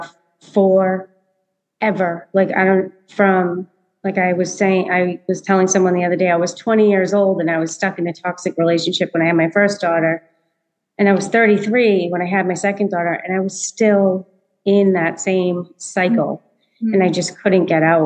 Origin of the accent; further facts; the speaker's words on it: Massachusetts, United States; I grew up in Massachusetts